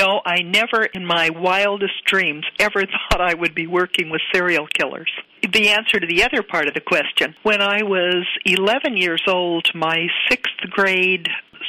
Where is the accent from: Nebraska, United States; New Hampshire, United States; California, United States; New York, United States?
California, United States; Needles; also born or lived in Long Beach, California; Now, I grew up in Needles, California, 4,500 people.